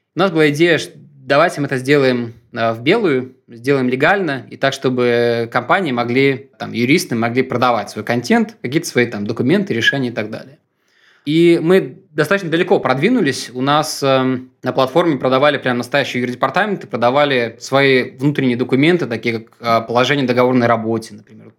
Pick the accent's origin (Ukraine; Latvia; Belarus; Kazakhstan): Belarus; Minsk; moved away as an adult; now in Russia; я сам из Минска